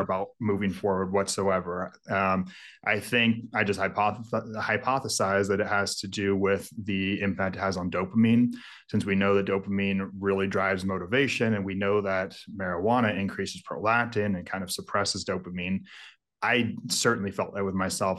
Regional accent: Mendocino, Lake County, California, United States; moved away; Mendocino, Lake County, that's where all of it's grown, so I grew up

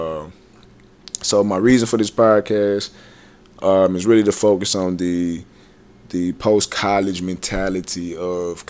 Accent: Dallas, Texas, United States; also born or lived in Memphis, Tennessee; I played my last college game in my hometown in the Cotton Bowl.

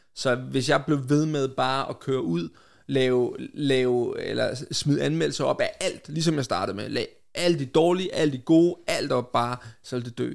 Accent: Vestegnen, Capital Region of Denmark, Denmark; min opvækst på Vestegnen

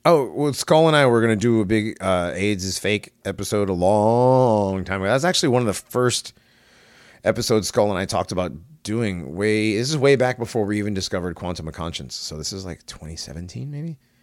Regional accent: Hartford, Connecticut, United States; I grew up in the ghetto. I grew up in Hartford

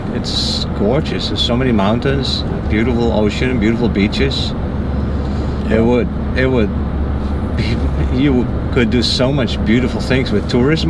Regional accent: Netherlands; moved away as an adult; also born or lived in Central America / Mexico / Haiti; now in Florida, United States; I grew up in Holland. Born and raised, and then after, when I was 35 or so, I left to go do volunteer work in Central America. I did that for 3 years

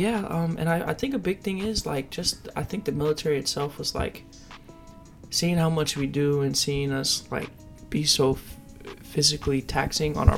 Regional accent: Havertown, Pennsylvania, United States; also born or lived in Philadelphia; I moved from Philadelphia to a town called Havertown.

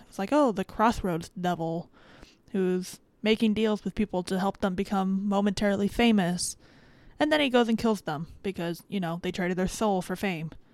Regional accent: Miami, Florida, United States; I am from the Miami area.

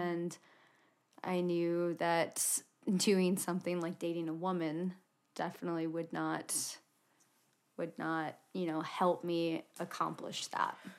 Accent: Indiana, United States; moved away as an adult; now in Utah, United States; I was born and raised in a pretty small town in Indiana

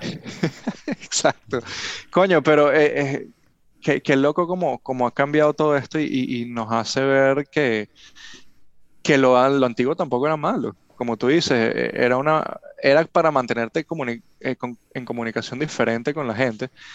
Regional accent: Venezuela; now in Miami, United States; somos venezolanos y, nos vamos a Estados Unidos

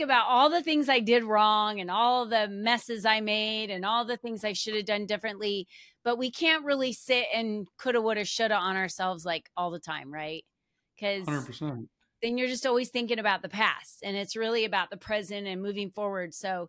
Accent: New Jersey, United States; moved away; And so this has been my home, but I'm originally from the East Coast. I moved out here from New Jersey.

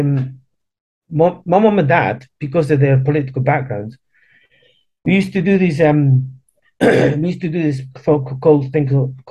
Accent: Edinburgh, Scotland, United Kingdom; accent: hard Edinburgh; moved away as an adult; also born or lived in Chile / Argentina / Cowdenbeath, Scotland; now in London, United Kingdom; my accent, it was like, it was really hard at that point. It was a really hard Edinburgh accent

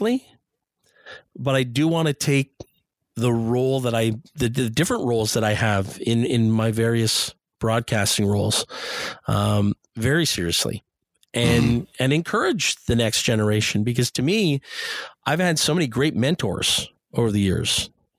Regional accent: Ottawa, Ontario, Canada; moved away as an adult; now in Toronto, Canada; I'm from Ottawa, and my family's still there, and I've got some fantastic memories of growing up there

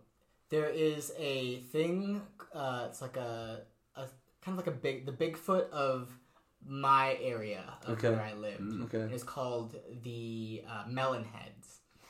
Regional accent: New England, United States; even mm-hmm. though I was from New England.

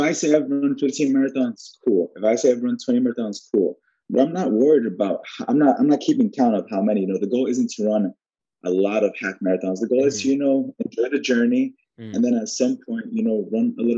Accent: New York City, New York, United States; also born or lived in Queens, New York; Hell's Kitchen born and bred

